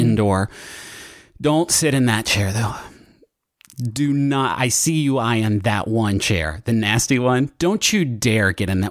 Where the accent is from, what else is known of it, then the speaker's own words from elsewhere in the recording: Huntington, United States; moved away; when I was growing up in Huntington, we did not have good restaurants